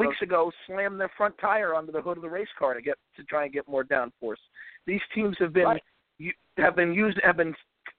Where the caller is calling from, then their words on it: Virginia, United States; in Virginia.